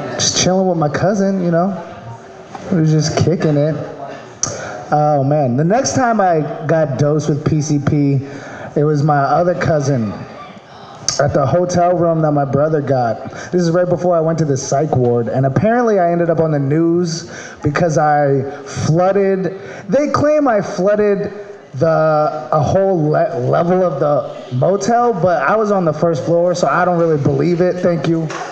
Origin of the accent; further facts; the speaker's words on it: Maryland, United States; moved away; I'm from Maryland.